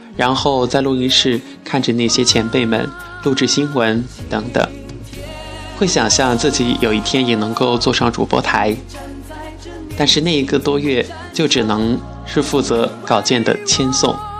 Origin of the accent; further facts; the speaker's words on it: Chongqing, China; also born or lived in Wuhan; 我是重庆人，家就住在长江边的山坡上